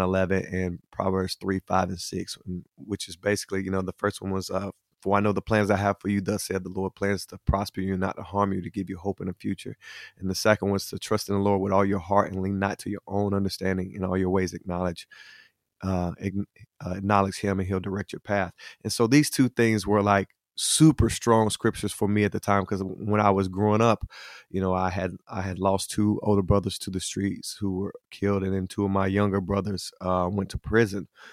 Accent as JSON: {"language": "English", "town": "Hickory", "region": "North Carolina", "country": "United States", "tie": "born or raised there", "said": "I'm originally from Hickory, North Carolina, uh, from a, a big blended family of, of twelve children. And, uh, I kinda grew up in the area there"}